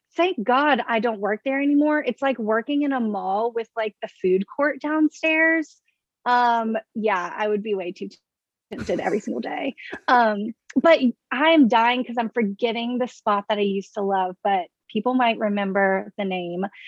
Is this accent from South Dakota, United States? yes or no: no; Baton Rouge, Louisiana, United States; moved away as an adult; now in Washington, D.C., United States; I'm from Baton Rouge, Louisiana. So, down south